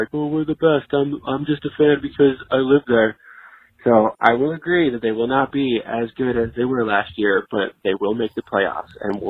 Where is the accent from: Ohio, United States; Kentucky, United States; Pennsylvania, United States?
Pennsylvania, United States; Philadelphia; also born or lived in Boston, Massachusetts; now in Dallas, United States; I live in Dallas with you guys, but I was born in Boston, raised in Philadelphia.